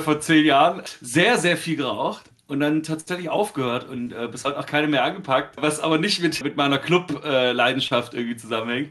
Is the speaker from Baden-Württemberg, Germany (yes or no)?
yes; Stuttgart, Baden-Württemberg, Germany; ich als äh, gebürtiger Stuttgarter